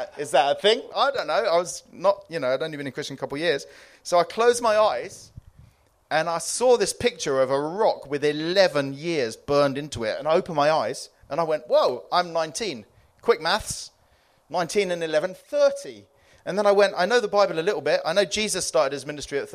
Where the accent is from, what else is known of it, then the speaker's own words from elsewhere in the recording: Cyprus; I came from Cyprus. That was my part of the world